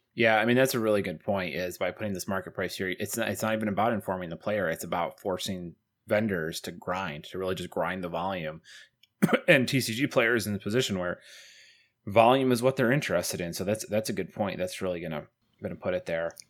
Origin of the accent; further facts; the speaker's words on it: Syracuse, New York, United States; moved away; I'm from Syracuse